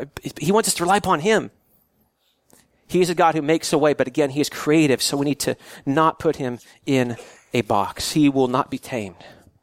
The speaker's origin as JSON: {"language": "English", "region": "California", "country": "United States", "tie": "born or raised there", "said": "I grew up in the San Joaquin Valley in Central California."}